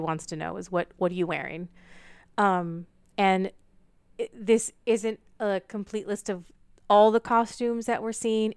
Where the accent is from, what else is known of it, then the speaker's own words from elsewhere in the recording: California, United States; I grew up in California